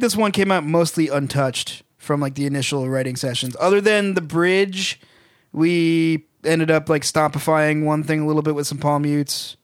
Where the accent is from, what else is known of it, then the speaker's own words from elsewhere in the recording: Massachusetts, United States; we're from Massachusetts.